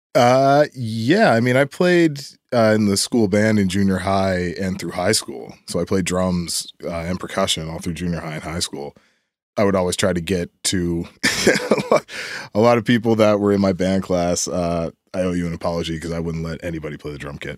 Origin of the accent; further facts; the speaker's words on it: Timberlea, Nova Scotia, Canada; I grew up down in, uh, down Timberlake